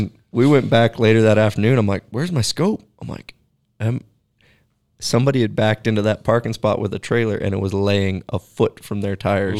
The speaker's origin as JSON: {"language": "English", "area": "Pacific Northwest", "region": "Oregon", "country": "United States", "tie": "born or raised there", "also_born_or_lived": "Alaska", "moved": "as an adult", "lives_now": "Wyoming, United States", "said": "growing up in Pacific Northwest"}